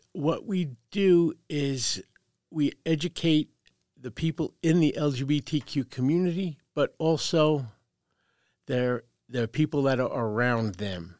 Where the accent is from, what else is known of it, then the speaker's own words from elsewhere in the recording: Brooklyn, New York, United States; now in Carson City, United States; born and raised in Brooklyn, New York. So if you detect a slight accent, that's where it's from.